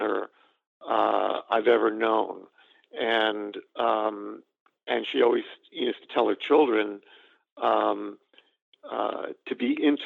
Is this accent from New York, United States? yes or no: yes; New York City, New York, United States; growing up in Staten Island